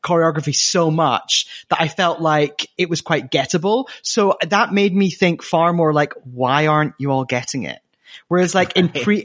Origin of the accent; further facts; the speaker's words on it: Scotland, United Kingdom; accent: Scottish; my Scottish accent.